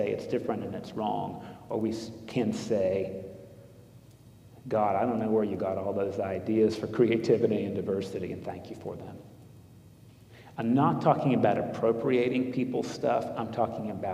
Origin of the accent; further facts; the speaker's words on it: United States; as an American